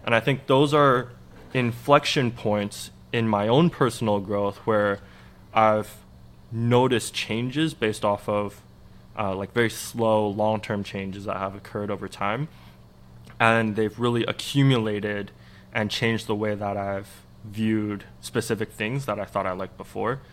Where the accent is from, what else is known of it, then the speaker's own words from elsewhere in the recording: Vancouver, British Columbia, Canada; also born or lived in Montreal; I spent a couple of years in Montreal, but I really spent most of my time growing up in Vancouver